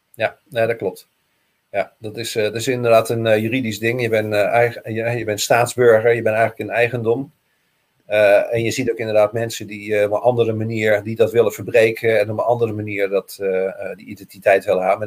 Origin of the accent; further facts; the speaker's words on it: Rotterdam, South Holland, Netherlands; ik ben Rotterdammer